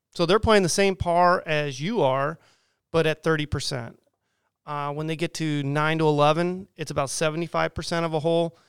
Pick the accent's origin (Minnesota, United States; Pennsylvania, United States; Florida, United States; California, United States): California, United States; Southern; now in Quincy, United States; I grew up in Southern California